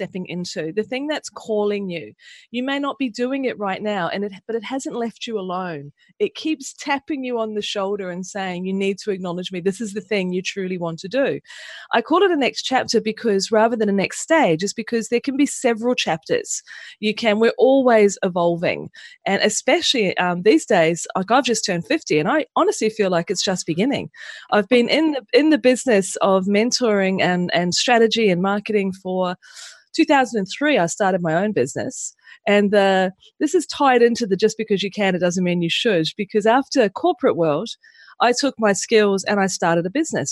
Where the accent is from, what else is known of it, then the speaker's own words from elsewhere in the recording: Pukekohe, Auckland, New Zealand; moved away as an adult; also born or lived in Mangere, New Zealand; now in Australia; I was born in New Zealand, in just south of Auckland, in a place called Mangere, and I grew up on a farm in Pukekohe.